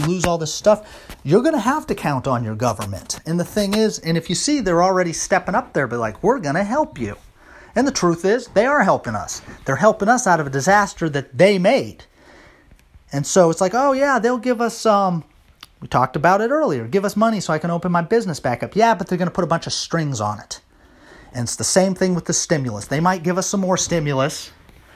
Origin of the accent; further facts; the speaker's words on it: Virginia, United States; now in Ohio, United States; I'm from Virginia